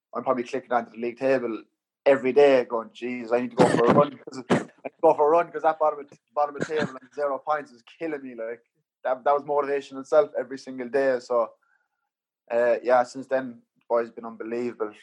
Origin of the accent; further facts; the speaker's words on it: Cork, Munster, Ireland; moved away as an adult; Cork, my hometown